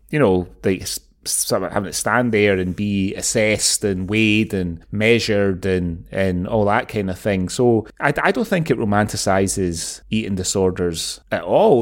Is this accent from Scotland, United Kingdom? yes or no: yes; Glasgow, Scotland, United Kingdom; moved away; growing up in Glasgow and then returning to Glasgow a lot over the years